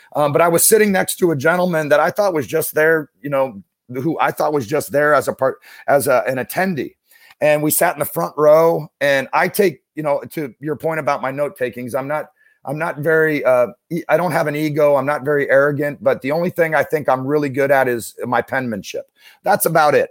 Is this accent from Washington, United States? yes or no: yes; Issaquah, Washington, United States; now in Saint Louis, United States; I grew up outside of Seattle, um, in, uh, in a town called Issaquah